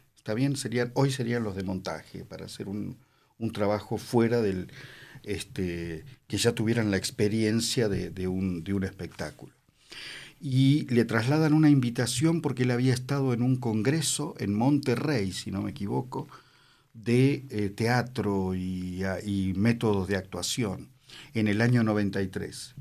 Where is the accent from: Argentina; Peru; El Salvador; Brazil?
Argentina; moved away as an adult; also born or lived in Italy / Mexico; me llevaron de chiquitito a la Argentina, de año y medio, dos, y bueno, después me, hice ciudadano